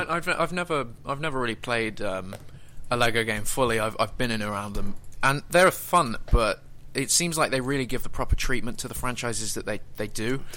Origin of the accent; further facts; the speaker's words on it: United Kingdom; I'm British